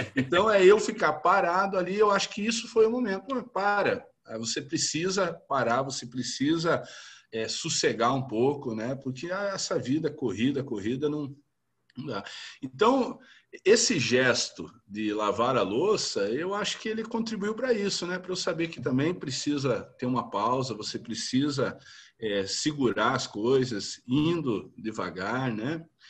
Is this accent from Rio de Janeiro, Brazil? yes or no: no; interior of Rio Grande do Sul, Brazil; now in Federal District, Brazil; Eu sou do interior do Rio Grande do Sul, né? Família tradicional e, e criado na roça